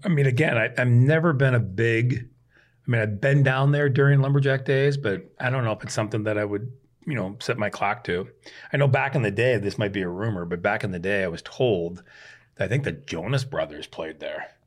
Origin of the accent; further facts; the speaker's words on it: Prairie du Chien, Wisconsin, United States; moved away; I grew up on the Mississippi Prairie de Chien, Wisconsin